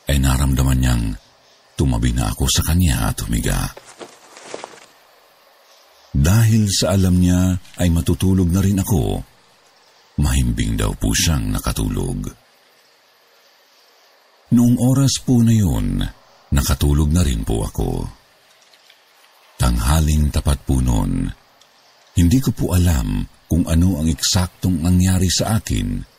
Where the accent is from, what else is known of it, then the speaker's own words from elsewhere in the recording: Bicol Region, Philippines; Ako po ay lumaki sa Bicol. Doon na po ako nagdalaga. 30 years old na po ako ngayon. Ang nanay ko po ay taga Tacloban at ang tatay ko po ay Cebuano.